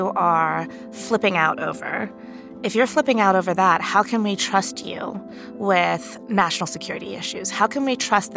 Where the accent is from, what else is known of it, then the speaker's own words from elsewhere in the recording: Sri Lanka; now in United States; I grew up in Sri Lanka, which is a country that has been war-torn for many decades